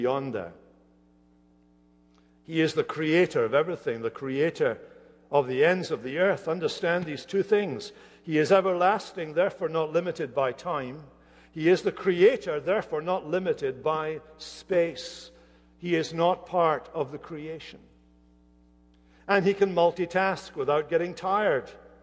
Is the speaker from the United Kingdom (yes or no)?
yes; Hamilton, Scotland, United Kingdom; moved away; not far from Hamilton, where I grew up in Scotland